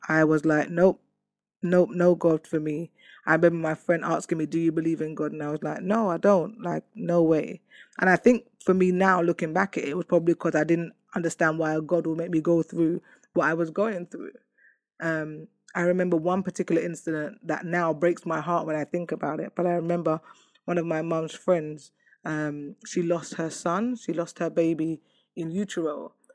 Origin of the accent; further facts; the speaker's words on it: London, United Kingdom; I come from Hackney